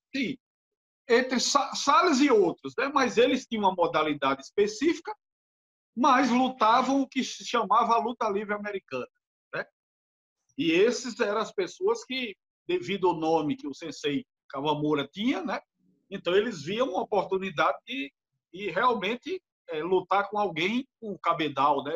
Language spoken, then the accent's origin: Portuguese; Natal, Rio Grande do Norte, Brazil; also born or lived in Recife; eu sou de Natal, Rio Grande do Norte, aqui em Natal